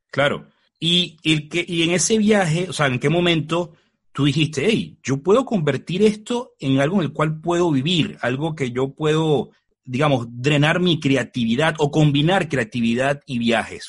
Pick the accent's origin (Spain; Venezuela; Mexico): Venezuela; yo soy venezolano